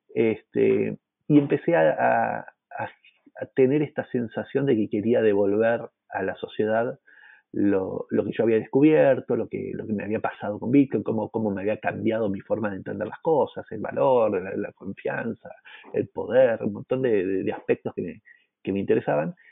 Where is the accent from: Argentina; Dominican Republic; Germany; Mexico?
Argentina; siendo argentino